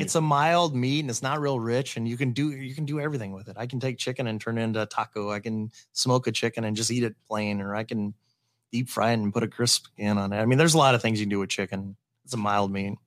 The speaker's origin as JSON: {"language": "English", "town": "Valley", "country": "United States", "tie": "born or raised there", "said": "Valley, which is my hometown"}